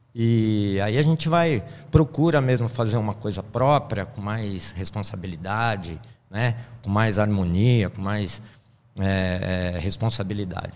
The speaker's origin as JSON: {"language": "Portuguese", "region": "São Paulo", "country": "Brazil", "tie": "born or raised there", "also_born_or_lived": "Minas Gerais", "moved": "yes", "said": "Sou aquele paulistano da nata, nascido na Vila Mariana, aí, na, é. na, zona sul de São Paulo"}